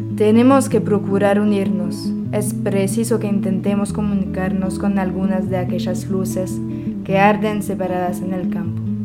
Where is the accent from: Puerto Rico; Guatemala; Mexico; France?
France; soy francesa